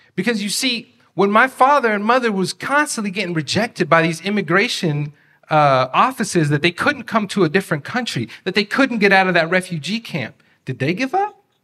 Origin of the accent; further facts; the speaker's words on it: Beaverton, Oregon, United States; English is a second language; I grew up in Beaverton